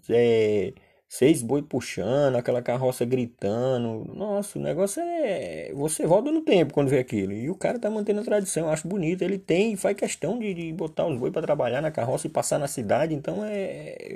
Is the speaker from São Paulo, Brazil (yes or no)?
no; Solânea, Paraíba, Brazil; Quem mora no Nordeste, que nem eu sou natural de Solânia